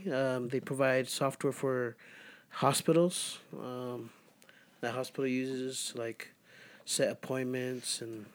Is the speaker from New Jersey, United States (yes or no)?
no; Magna, Utah, United States; I'm from Magna.